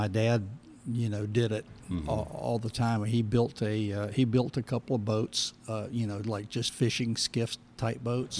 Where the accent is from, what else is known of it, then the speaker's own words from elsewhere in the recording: St. Augustine, Florida, United States; I grew up in St. Augustine, Florida.